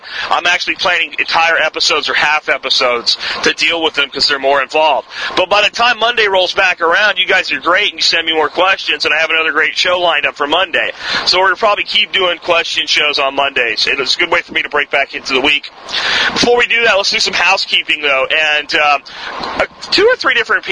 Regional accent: Northeast, United States; moved away; I grew up in the Northeast

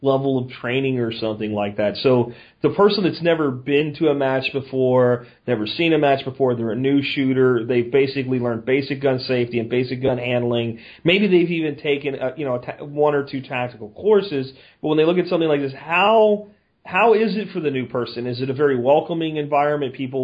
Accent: Pennsylvania, United States; moved away as an adult; where I grew up in Pennsylvania

